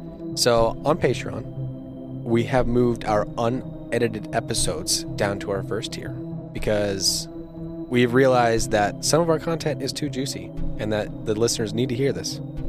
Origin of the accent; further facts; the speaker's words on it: United States; Do not let AI take over this country. We are Americans, goddammit.